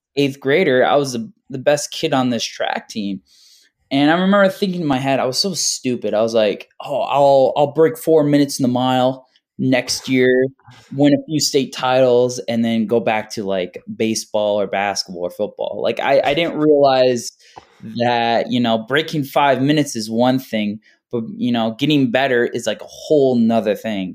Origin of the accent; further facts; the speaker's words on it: Carmel, New York, United States; also born or lived in Hoffman Estates, Illinois; I was born in, uh, Hoffman Estates, Illinois, and I moved here in, uh, second grade in New York. and I've been living